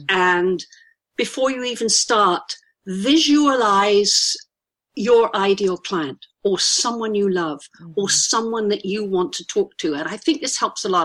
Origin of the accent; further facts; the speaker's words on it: United Kingdom; accent: poncy old Brit, toffee nosed; I'm a Brit. Listen to my accent. I think I'm a poncy old Brit